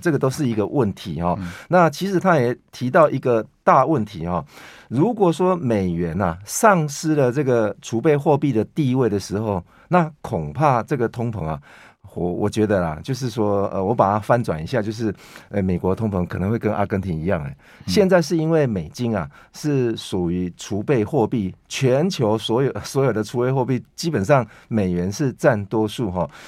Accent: Taiwan; 我们台湾人

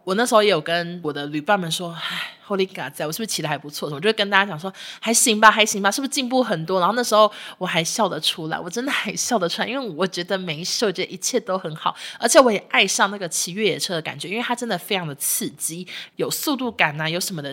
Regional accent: Taiwan; 我们台湾人

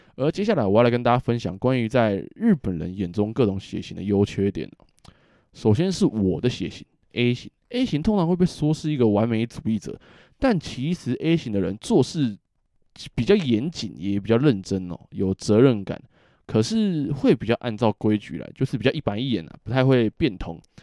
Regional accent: Taiwan; now in Japan; 我们台湾人

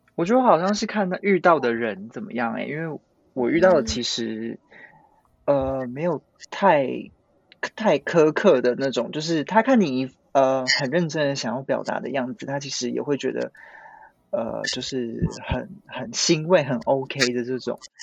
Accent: Taiwan; moved away as an adult; now in Japan; 我刚开始是打工度假，然后我有先回台，就是找工作

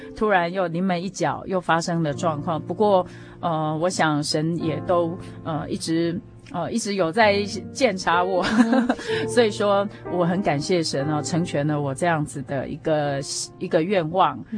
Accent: Taiwan; 我们，呃，台湾的第一间教会

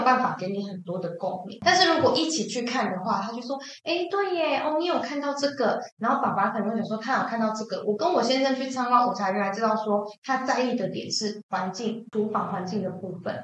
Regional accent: Taipei, Taiwan; moved away as an adult; now in Taichung, Taiwan; 我不是台中人，我是台北人

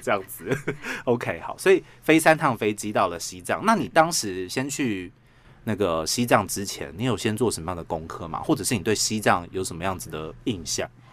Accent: Taiwan; 我们台湾人

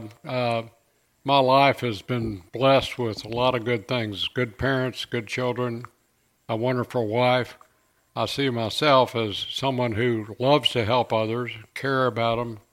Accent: Cedar Hill, Texas, United States; here in my hometown.

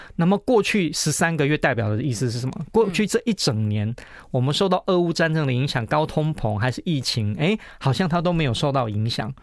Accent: Taiwan; 他们看到我们是台湾来的

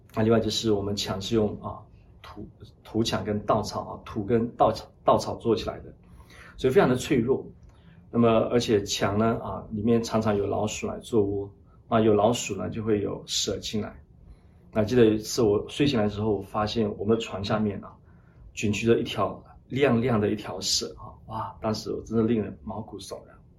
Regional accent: Lashio, Shan State, Myanmar; 我小时候出生在缅北，那旭，他是滇缅公路的终点站。我小的时候呢，父母离异，啊，因此呢，我母亲呢，一人独立抚养我们三姐弟长大

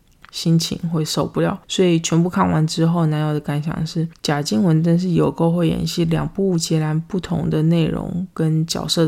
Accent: United States; Chinese is a second language; 我们美国人根本就没有想要去 Seven Eleven 啊！

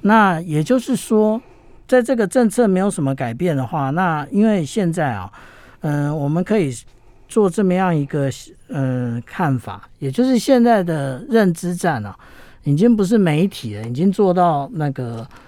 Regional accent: Taiwan; 我们台湾人

